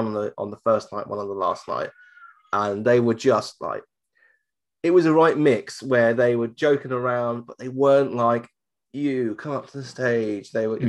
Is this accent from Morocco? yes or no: no; United Kingdom; I'm from the UK.